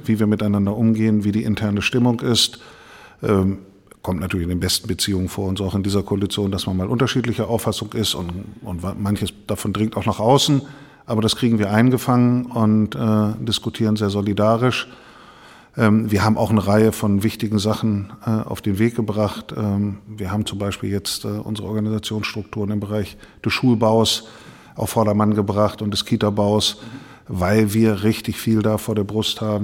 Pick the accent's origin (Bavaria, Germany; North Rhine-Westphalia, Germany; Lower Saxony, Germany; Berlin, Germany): Lower Saxony, Germany; Mehle; now in Bremen, Germany; in der äh, Feuerwehrkapelle der, äh, der Freiwilligen Feuerwehr Mehle kleinen Ort, wo ich herkomme